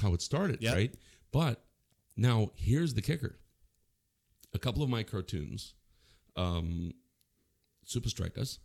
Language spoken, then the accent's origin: English; Manitoba, Canada; I'm up in Manitoba.